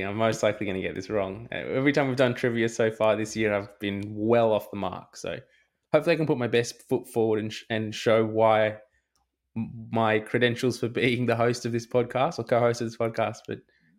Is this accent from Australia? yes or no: yes; Australia; that hurts as an Aussie rugby fan.